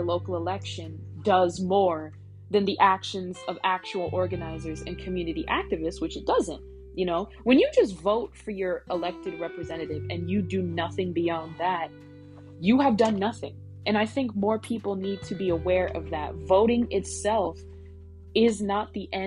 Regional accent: United States; born here or not, which many of them are. I myself was.

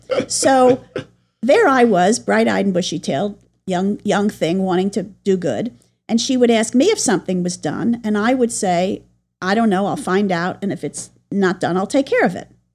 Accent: New York, United States; I grew up in New York

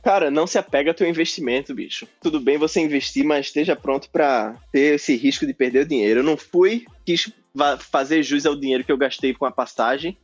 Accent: Brazil; moved away as an adult

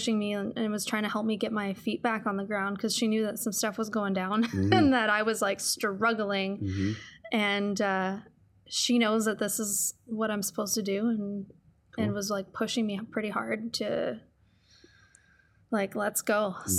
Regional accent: East Coast, United States; It's always kind of felt like home to me, even though I'm totally from the East Coast.

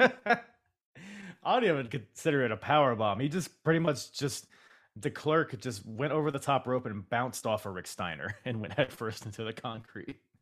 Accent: Philippines; I'm Filipino

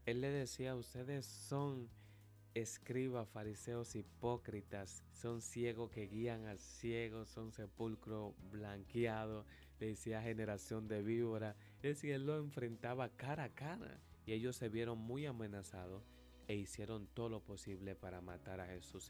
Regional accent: Dominican Republic; nos escuchan a nosotros como dominicanos

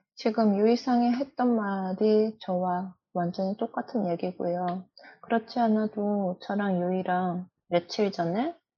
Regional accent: Japan; also born or lived in South Korea; 韓国生まれ日本育ち

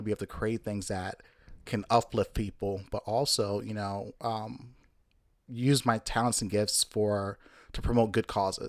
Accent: Jamaica; born there; Interesting fact, I was born in Jamaica. Don't sound anything Caribbean at all.

